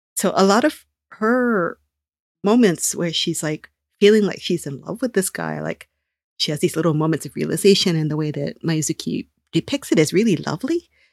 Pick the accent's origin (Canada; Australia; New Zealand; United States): United States; Honolulu, Hawaii; my hometown, in Honolulu